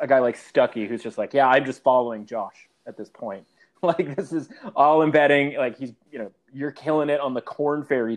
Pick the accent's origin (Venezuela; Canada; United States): Canada; as a Canadian